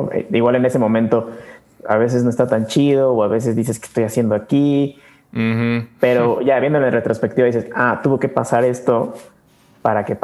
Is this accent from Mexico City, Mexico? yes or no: no; Querétaro, Mexico; No, yo soy de Querétaro también.